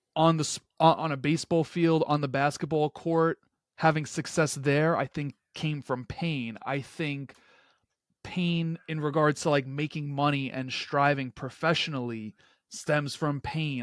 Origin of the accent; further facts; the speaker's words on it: New York City, New York, United States; just a kid from Queens. um, someone that inevitably caught the hustler's spirit that fills my hometown streets.